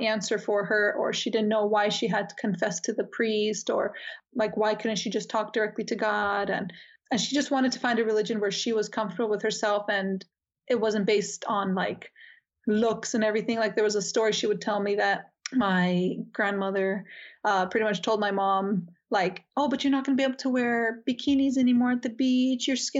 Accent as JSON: {"language": "English", "town": "Miami", "region": "Florida", "country": "United States", "tie": "born there", "said": "So first off, my mother is Cuban and my dad's Turkish, and I was born in Miami."}